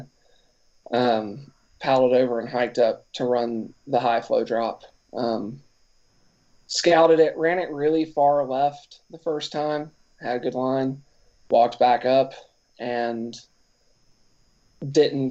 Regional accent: outside of Nashville, Tennessee, United States; also born or lived in Knoxville; I'm from Tennessee. I grew up on a farm outside of Nashville here

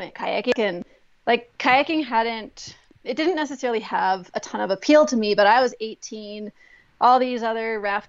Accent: Aspen, Colorado, United States; I grew up in Aspen, Colorado

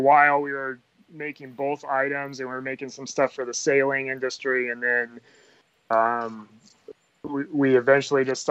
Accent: Oregon, United States; moved away as an adult; now in Arcata, United States; I grew up in Oregon

